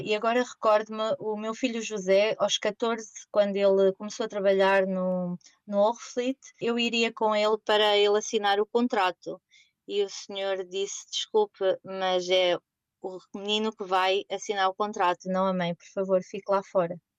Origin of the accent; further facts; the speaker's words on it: Portugal; moved away as an adult; also born or lived in Germany / Netherlands; now in The Hague, Netherlands; nós, portugueses